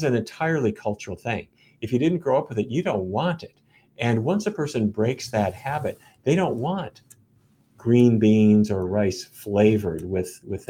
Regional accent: Fargo, North Dakota, United States; When I was a kid, growing up in Fargo

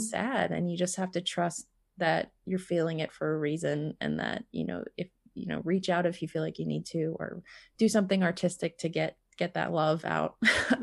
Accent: East Coast of the US, United States; moved away as an adult; now in Montana, United States; I moved from my hometown back east um, on the east coast of the US over to Montana

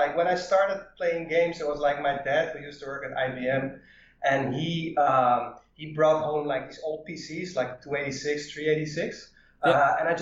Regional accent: Netherlands; I'm from Holland

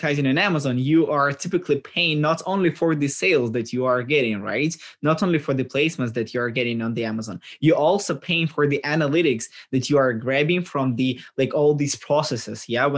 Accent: Ukraine; we are from Ukraine

